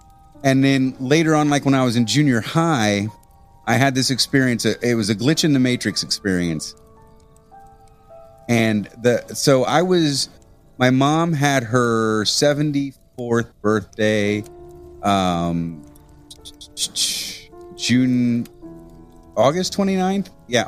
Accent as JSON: {"language": "English", "region": "Midwest", "country": "United States", "tie": "born or raised there", "said": "growing up in the Midwest, you're a Catholic usually."}